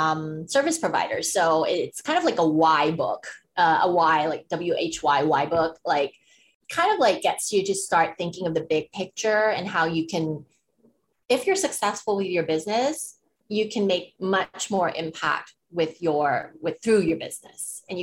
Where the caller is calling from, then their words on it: Bangkok, Thailand; I'm calling from Bangkok, Thailand.